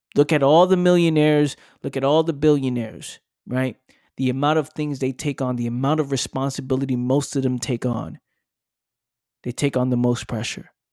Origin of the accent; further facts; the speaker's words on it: New York City, New York, United States; living in the Bronx, growing up in the Bronx